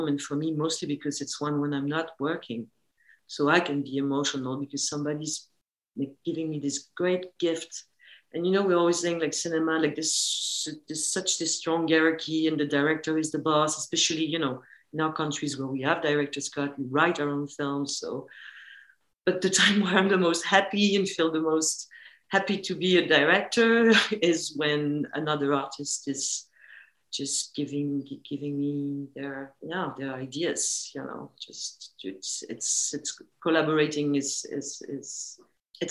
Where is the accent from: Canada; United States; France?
France; it was shot in my hometown. So all the exteriors, which is the wood and the lake, they are where I grew up.